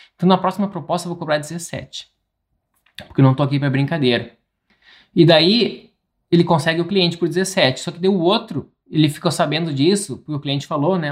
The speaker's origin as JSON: {"language": "Portuguese", "region": "interior of Rio Grande do Sul", "country": "Brazil", "tie": "born or raised there", "moved": "yes", "said": "tem muitas coisas que eu não compartilho de onde eu nasci"}